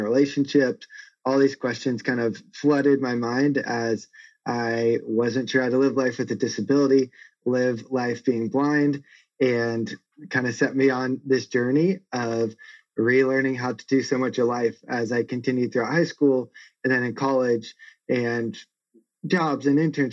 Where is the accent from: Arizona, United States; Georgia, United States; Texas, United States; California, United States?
California, United States; San Marcos; I grew up in San Marcos in North County, San Diego. I still live here as it's an amazing place.